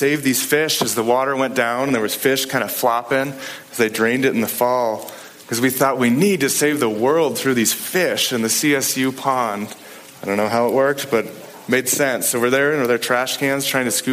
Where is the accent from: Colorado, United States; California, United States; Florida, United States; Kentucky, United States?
Colorado, United States; Boulder; I grew up in Boulder